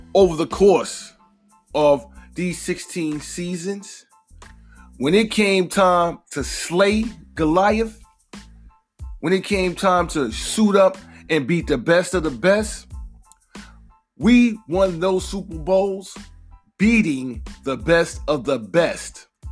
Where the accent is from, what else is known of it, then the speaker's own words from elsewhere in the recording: New York, United States; I am a New Yorker